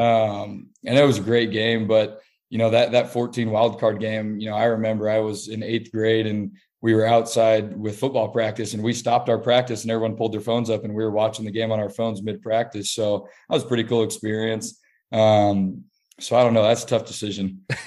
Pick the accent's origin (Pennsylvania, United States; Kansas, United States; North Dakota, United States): Kansas, United States; Kansas City; my hometown team, you know, the, the team I grew up watching all my life.